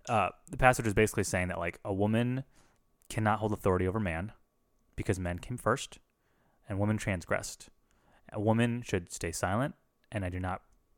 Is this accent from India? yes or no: no; Philippines; I'm a Filipino racist. I can do it.